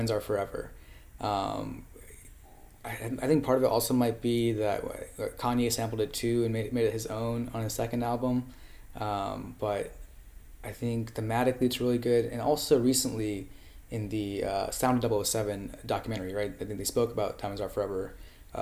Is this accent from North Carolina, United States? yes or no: yes; Charlotte, North Carolina, United States; also born or lived in India / Los Angeles; I grew up in North Carolina in Charlotte